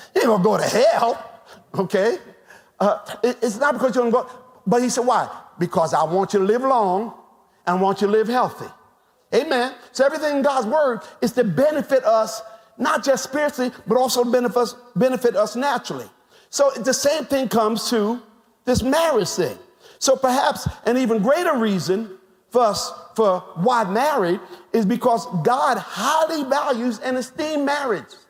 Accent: United States; us as African American people

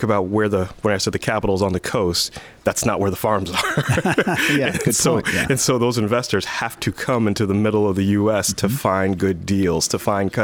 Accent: Michigan, United States; moved away as an adult; now in Indiana, United States; I was born and raised in Michigan, went to University of Michigan

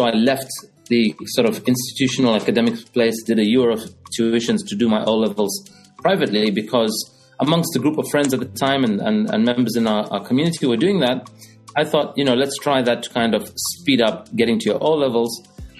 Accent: Kitwe, Copperbelt Province, Zambia; moved away; I grew up in Zambia, in Kitwe, African born.

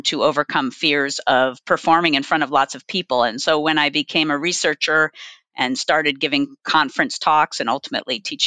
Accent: Santa Cruz, California, United States; I grew up in Santa Cruz, California, a wonderful beach town

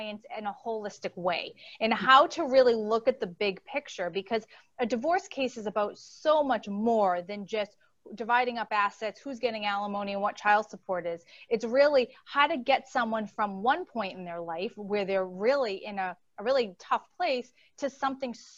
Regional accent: Boston, Massachusetts, United States; accent: Boston; now in Connecticut, United States; And I am originally from Boston. So you're going to hear an accent squeak in probably every few words.

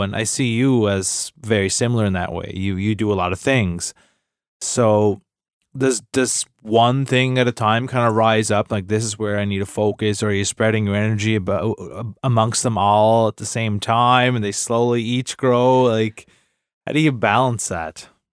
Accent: Cape Breton, Nova Scotia, Canada; I'm from Cape Breton.

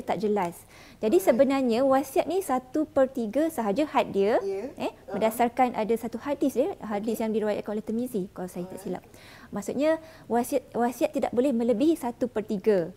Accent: Johor, Malaysia; saya daripada Johor

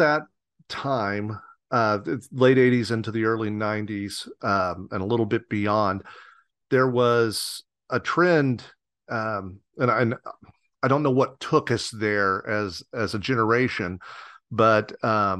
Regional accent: Southern Indiana, United States; growing up in Southern Indiana, literally out of touch with everything

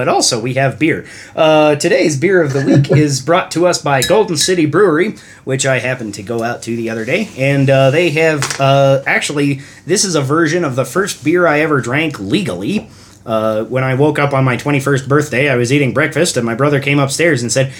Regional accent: Ireland; Well, I have to be up early tomorrow, but I'm Irish, so, you know, it's okay.

